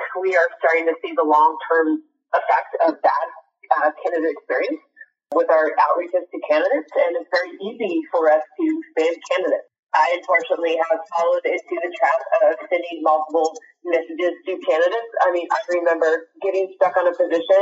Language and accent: English; Nashville, Tennessee, United States; now in Dallas, United States; I'm from Nashville, Tennessee, but I live in Dallas, Texas